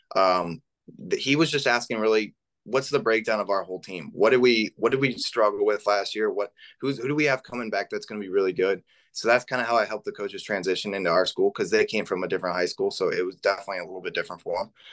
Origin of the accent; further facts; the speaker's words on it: Middlebury, Indiana, United States; I'm from Northern Indiana